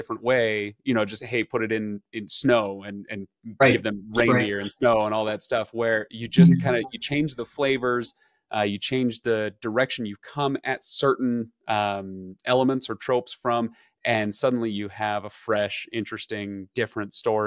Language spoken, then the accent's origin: English; Utah, United States; I'm from Utah